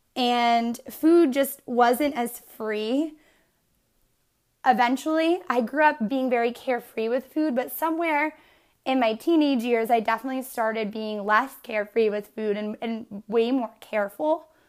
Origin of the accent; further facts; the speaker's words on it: Northeastern Pennsylvania, United States; I am originally from Northeastern P A, and I grew up in this small, one-mile town